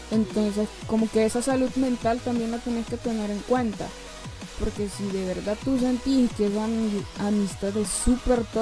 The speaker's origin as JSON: {"language": "Spanish", "region": "San Salvador", "country": "El Salvador", "said": "Nosotros somos de la capital, eso nunca se lo habíamos, yo nunca lo había dicho, yo soy de la capital y él también."}